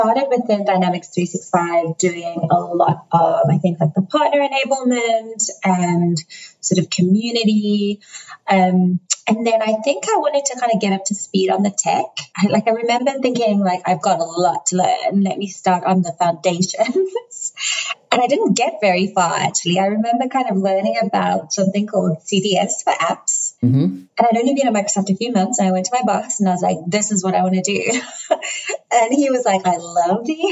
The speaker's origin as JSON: {"language": "English", "country": "South Africa", "also_born_or_lived": "United Kingdom", "moved": "yes", "lives_now": "Seattle, United States", "said": "I'm not American. I'm actually South African, and then I have a twinge of the UK since I spent about 9 years there"}